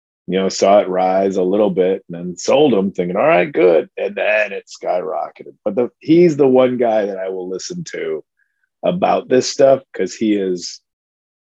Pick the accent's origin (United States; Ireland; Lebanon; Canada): United States; Addison, Illinois; my hometown of Addison, Illinois